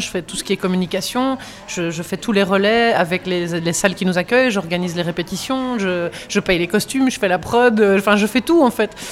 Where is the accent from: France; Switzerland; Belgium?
Belgium; on est belge